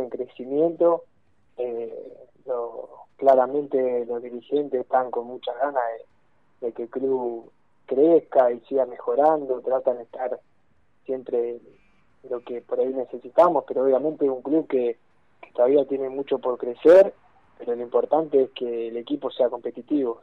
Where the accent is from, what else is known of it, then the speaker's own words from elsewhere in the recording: Argentina; yo soy de Torquen, queda acá cerca